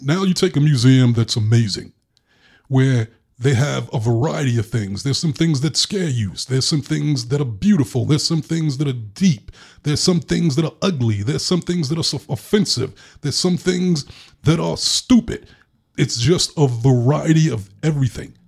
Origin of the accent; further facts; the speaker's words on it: New York, United States; growing up in New York